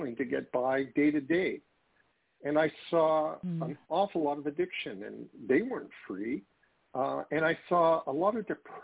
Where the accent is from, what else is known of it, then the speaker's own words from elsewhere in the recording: Canada; I'm a Canadian